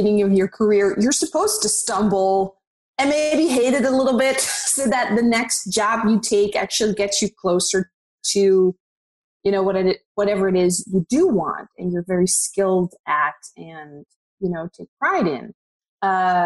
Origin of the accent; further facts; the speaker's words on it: Netherlands; moved away as an adult; now in Los Angeles, United States; I'm originally from the Netherlands, so I'm Dutch. And I moved to Los Angeles about, 7 years ago.